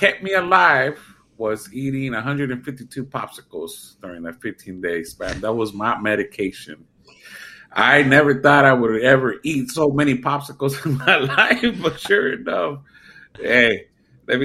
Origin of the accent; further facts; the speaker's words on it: San Jose, California, United States; now in Merced, United States; I'm currently in Merced, California, but I'm from the Bay, and my hometown is San Jose